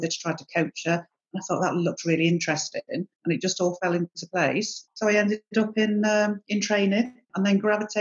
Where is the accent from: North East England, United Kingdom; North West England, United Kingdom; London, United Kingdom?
North West England, United Kingdom; Manchester; I was born in 1970 in Manchester